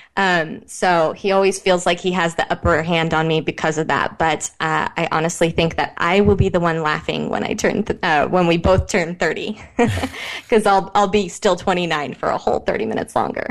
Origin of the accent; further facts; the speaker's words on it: Midwest, United States; now in Encinitas, United States; I grew up in the Midwest